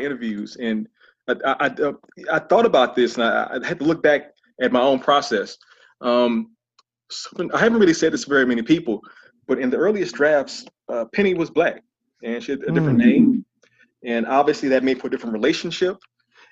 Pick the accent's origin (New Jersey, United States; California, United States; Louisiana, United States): Louisiana, United States; New Orleans; my hometown, New Orleans